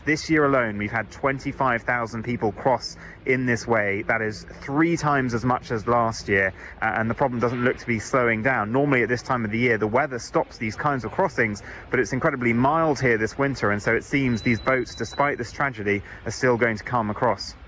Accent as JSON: {"language": "English", "country": "Jersey", "tie": "born or raised there", "moved": "yes", "lives_now": "United Kingdom", "said": "I grew up in the Channel Islands, Jersey, which is right in the middle of it"}